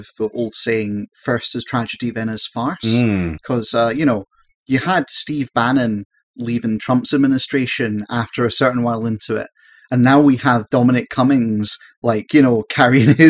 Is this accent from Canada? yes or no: no; Scotland, United Kingdom; I am Scottish